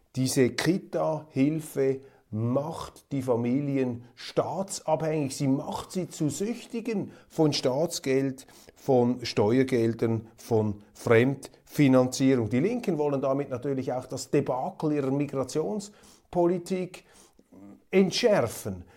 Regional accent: Kloten, Zurich, Switzerland; ich als alter Eishockey-Fan aus Kloten

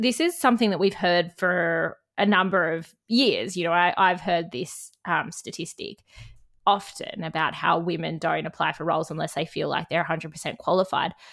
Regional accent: Canberra, Australian Capital Territory, Australia; now in Bundjalung Country, Australia; I'm from Canberra

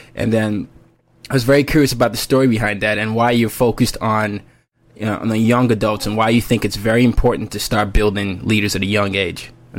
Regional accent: Nigeria; also born or lived in five different countries; I'm Nigerian and I grew up, my dad's a diplomat, so I ended up growing up, everywhere, five different countries.

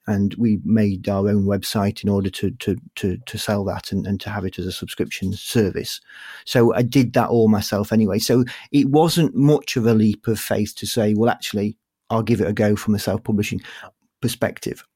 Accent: Yorkshire and the Humber, United Kingdom; accent: Yorkshire; my Yorkshire accent

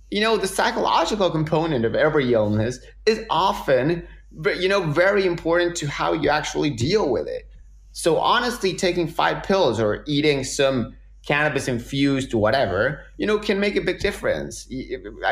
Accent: Argentina; moved away; I'm this guy from Argentina

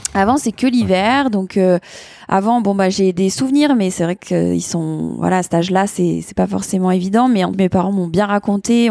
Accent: Annemasse, Auvergne-Rhône-Alpes, France; also born or lived in New Zealand / Le Grand-Bornand; je suis née à Annemasse, en Haute-Savoie

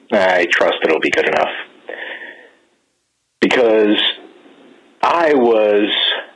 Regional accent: New York metropolitan area, United States; I'm sorry, I'm not from New Jersey. I am from the tri-state.

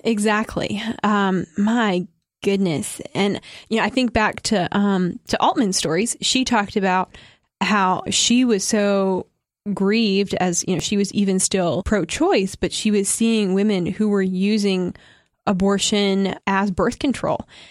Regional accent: United States; as an American

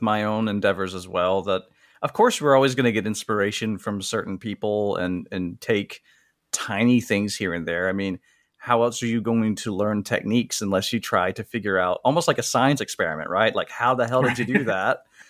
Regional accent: Columbus, Mississippi, United States; I'm from Columbus, Mississippi, a place that only Tennessee Williams fans have probably ever heard of, since he wrote a few of his famous plays there.

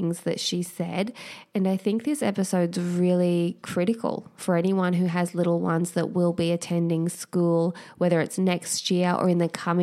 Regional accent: Queensland, Australia; now in New South Wales, Australia; I grew up in Queensland

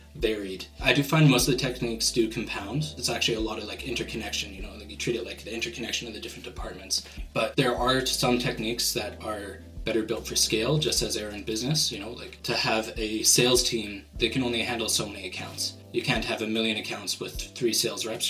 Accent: Vancouver, British Columbia, Canada; I'm from Vancouver, Canada.

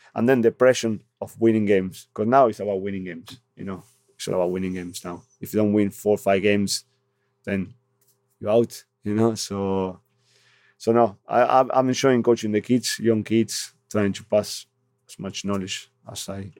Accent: Argentina; English is a second language; now in North East England, United Kingdom; I'm from Argentina

